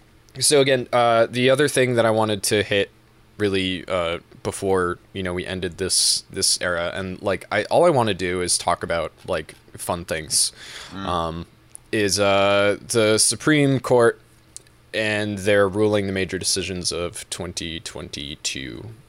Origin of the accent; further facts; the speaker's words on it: Belchertown, Massachusetts, United States; Belchertown. M.A. size... was 55.37 square miles. It's one of the biggest towns in the state. And when I was growing up, the population was 15,000.